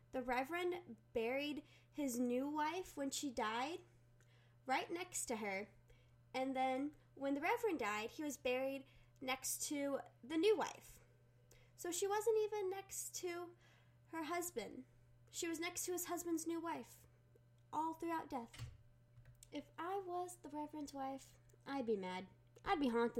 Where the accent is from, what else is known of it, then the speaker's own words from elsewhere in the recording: Virginia, United States; I grew up in Virginia.